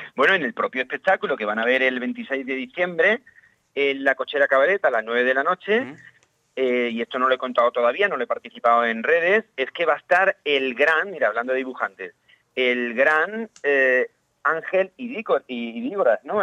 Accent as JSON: {"language": "Spanish", "town": "Valle de Abdalajís", "region": "Andalusia", "country": "Spain", "tie": "born or raised there", "said": "si había una obra de teatro en, el cole, en el Valle de Abdalají, que de donde soy"}